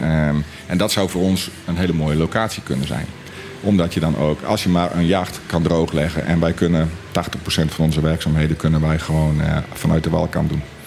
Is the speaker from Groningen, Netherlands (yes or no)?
no; Friesland, Netherlands; moved away as an adult; now in Bonaire; we komen oorspronkelijk uit eh, Friesland